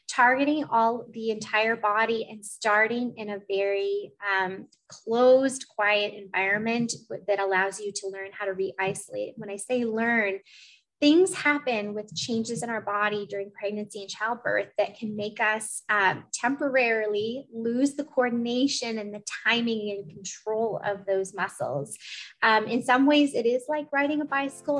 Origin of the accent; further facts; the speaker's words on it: Eugene, Oregon, United States; also born or lived in Portland, Oregon; I'm from Portland, but I went to middle school and high school in Eugene